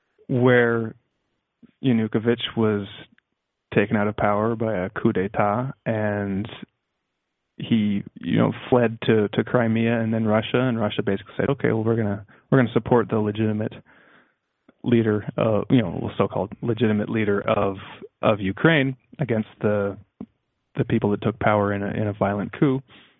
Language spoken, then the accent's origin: English; Canada; And it's good for me because I am Canadian, so I like to get a little bit of a Canadian perspective too.